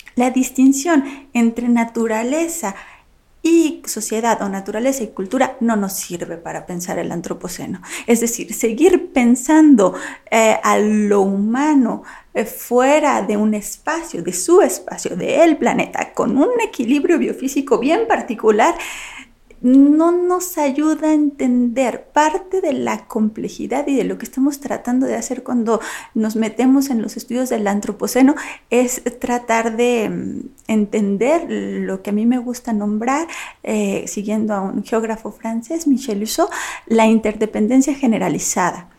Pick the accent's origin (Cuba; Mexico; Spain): Mexico; soy mexicana